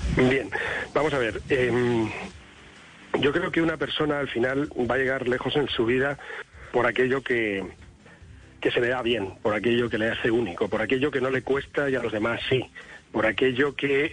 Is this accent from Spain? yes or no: yes; Spain; Yo como español